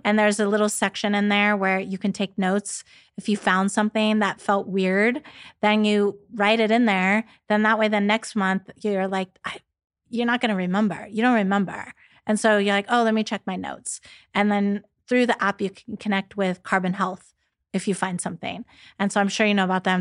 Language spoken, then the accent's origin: English; San Diego, California, United States; Growing up in San Diego, you know, so close to Mexico